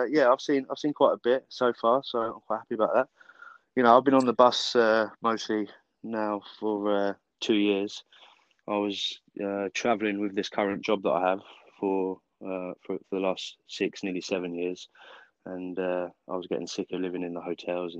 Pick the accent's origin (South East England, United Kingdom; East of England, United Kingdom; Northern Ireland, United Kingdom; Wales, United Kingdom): East of England, United Kingdom; Bedford; moved away as an adult; also born or lived in Scotland / Netherlands / Budapest, Hungary; now in Sweden; I was born in Bedford, just 1 hour north of London.